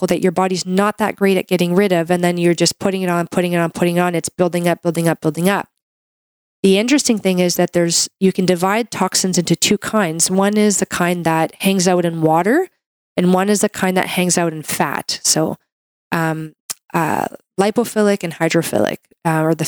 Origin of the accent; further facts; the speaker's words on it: Canada; I'm a Canadian medical doctor